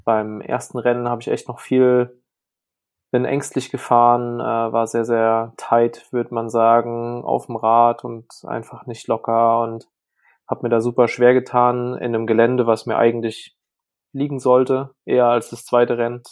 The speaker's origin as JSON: {"language": "German", "town": "Burbach", "region": "North Rhine-Westphalia", "country": "Germany", "tie": "born or raised there", "said": "der Ort, wo ich groß geworden bin, Burbach, hat ungefähr 5000 Einwohner"}